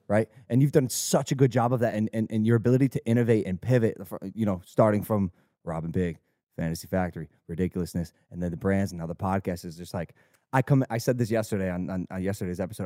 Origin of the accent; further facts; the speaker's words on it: Ohio, United States; growing up in Ohio